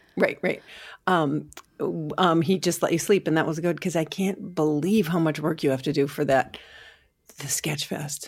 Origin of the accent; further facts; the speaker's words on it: Sauk Rapids, Minnesota, United States; I grew up in Sauk Rapids, Minnesota